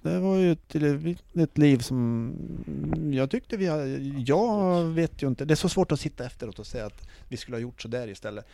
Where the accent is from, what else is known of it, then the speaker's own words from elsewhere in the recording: Sweden; vi var från Sverige